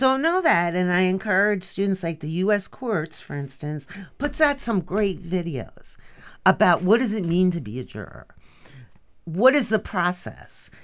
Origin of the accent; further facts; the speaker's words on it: Bergenfield, New Jersey, United States; moved away; I am from a blue-collar town called Bergenfield, New Jersey